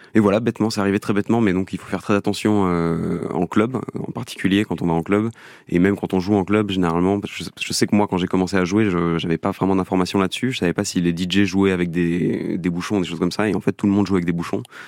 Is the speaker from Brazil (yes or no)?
no; Belgium; now in Paris, France; je viens de Belgique, donc je suis retourné en Belgique pendant